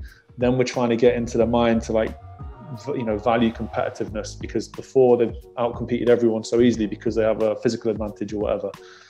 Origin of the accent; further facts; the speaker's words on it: United Kingdom; You know, that falls into our favor as British, you know, but we just have to produce better players.